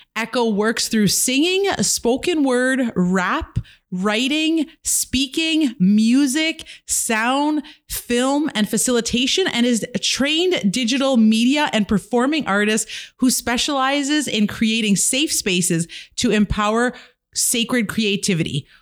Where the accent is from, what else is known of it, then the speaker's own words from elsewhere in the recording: Kitigan Zibi, Quebec, Canada; now in Ottawa, Canada; I'm an entrepreneur from Kittagon, Zeevi, and Anishinaabe